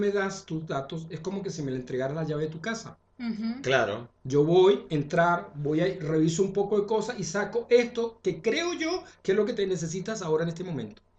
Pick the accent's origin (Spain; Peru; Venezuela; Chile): Chile; me honran como chileno